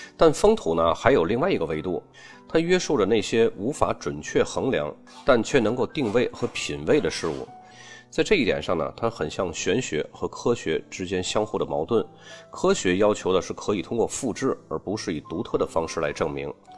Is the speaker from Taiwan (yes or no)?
no; China; 我们中国人一般喜欢加上人情二字